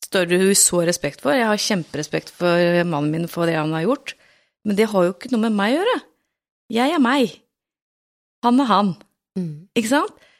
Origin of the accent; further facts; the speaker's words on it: Tønsberg, Vestfold, Norway; er jeg jo fra Tønsberg sjøl òg